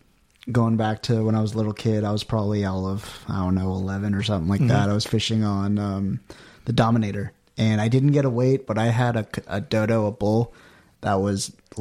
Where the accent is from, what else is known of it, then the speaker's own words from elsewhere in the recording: San Diego, California, United States; I grew up in San Diego, spent my summers up there.